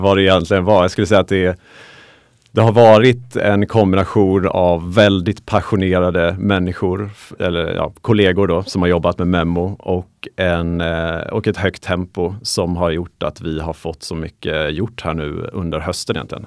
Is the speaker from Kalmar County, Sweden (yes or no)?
yes; Småland, Kalmar County, Sweden; Det var nere i Småland där jag är ifrån. Så jag kommer från, från Kalmar län